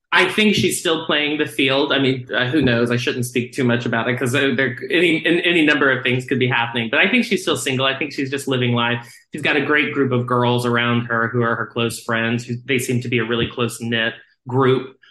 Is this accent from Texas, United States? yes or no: yes; Texas, United States; I grew up in Texas